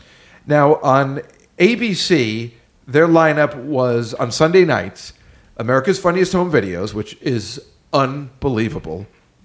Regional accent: Liverpool, North West England, United Kingdom; When I was a young lad growing up in Liverpool, the TV guy, my mother would say, I would say, is there any mail?

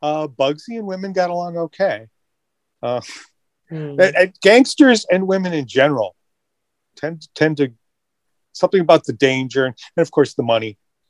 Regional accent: Rochester, New York, United States; And I grew up in Rochester, New York, a German-American.

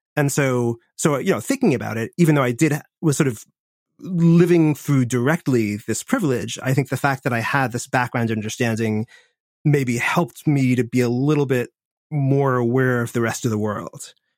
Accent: Washington, District of Columbia, United States; I grew up in Washington, D C, in the seventies and eighties

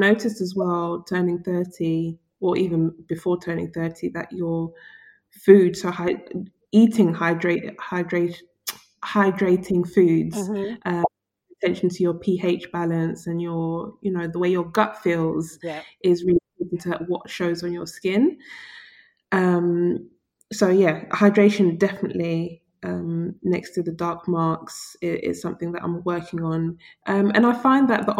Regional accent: United Kingdom; Black British women

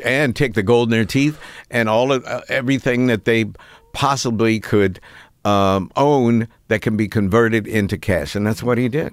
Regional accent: Piedmont, West Virginia, United States; moved away as an adult; growing up in West Virginia was as important to my identity formation as being an African-American

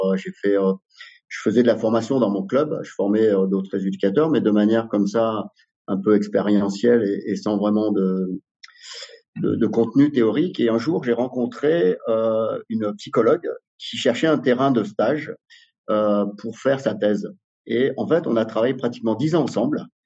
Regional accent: Drôme, Auvergne-Rhône-Alpes, France; born or raised there; also born or lived in Algeria

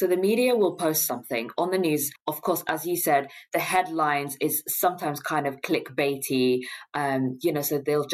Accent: London, United Kingdom; as a Londoner

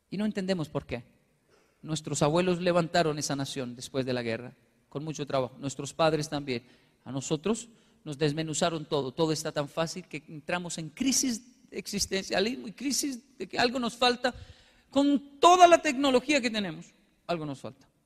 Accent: Colombia; born there; porque yo nací aquí. Es mi tierra, es como mi mamá. Y podrá alegar mucho a veces, pero es mamá, es Colombia, es mi tierra.

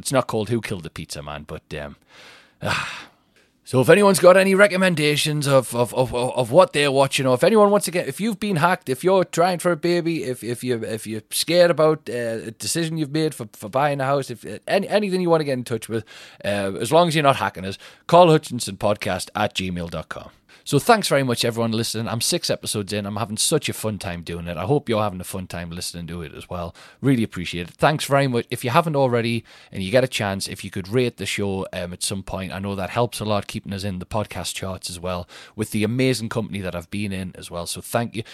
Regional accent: Newcastle upon Tyne, North East England, United Kingdom; Newcastle Tyne Theatre, that's my hometown

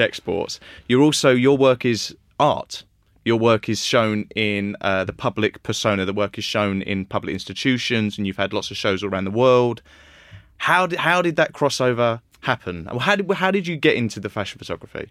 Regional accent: Billericay, East of England, United Kingdom; I'm from Billericay

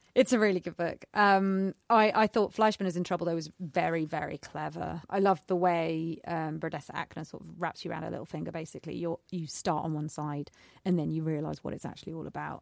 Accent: United Kingdom; we are British

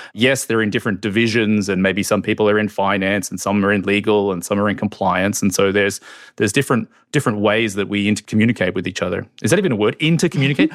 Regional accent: Australia; moved away as an adult; now in United States; I'm from Australia. So I didn't grow up in the U S, although I've lived here for fifteen years.

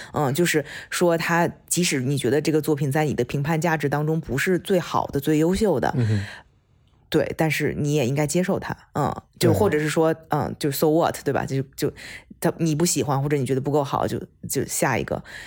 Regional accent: China; moved away; 我们从中国出来的，或者是中国教育长大的

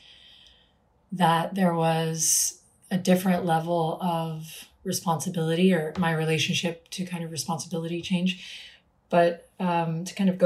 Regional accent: Austin, Texas, United States; I was starting to teach in small places around my hometown, which I'm in today, Austin

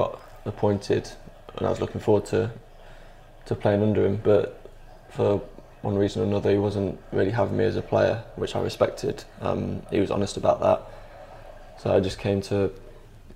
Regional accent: Derby, East Midlands, United Kingdom; growing up in Derby

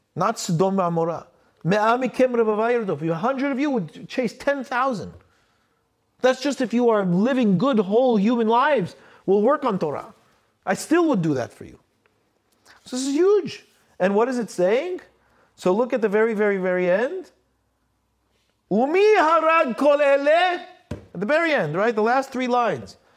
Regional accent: United States; I'm an American, I'm American

